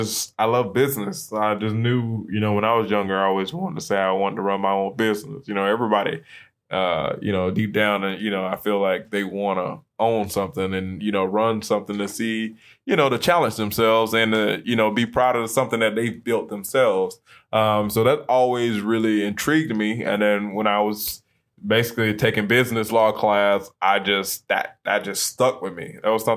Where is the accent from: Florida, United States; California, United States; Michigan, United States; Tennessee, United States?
Florida, United States; Tampa; like you said, I'm here from Tampa. Grew up with a single mom.